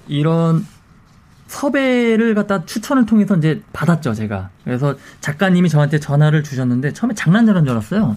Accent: Muju, North Jeolla, South Korea; 당시 저희는 다 무주 출신들이었고요

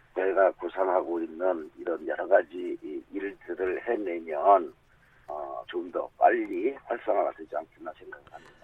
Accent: Daejeon, South Korea; 대전 중구에 함께 하면서 자라왔습니다.

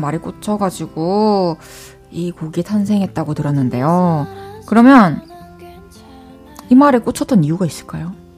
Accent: Changwon, South Gyeongsang, South Korea; 저도 마산 사람이어가지고 어. 아구찜 어렸을 때 진짜 많이 먹으면서 자랐거든요.

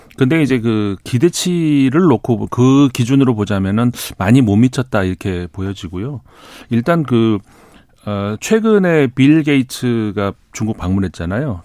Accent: South Korea; 제가 한국 사람이라서

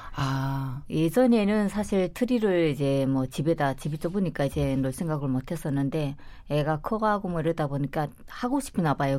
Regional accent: North Korea; now in South Korea; 저도 탈북할 때

